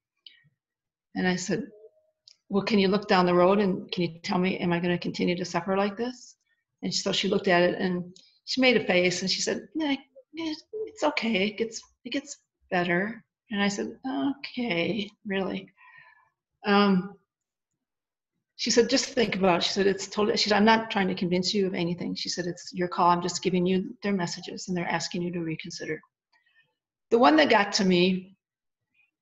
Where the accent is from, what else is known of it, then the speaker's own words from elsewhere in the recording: Wisconsin, United States; also born or lived in Arizona; I'm from Wisconsin. I'm a small town girl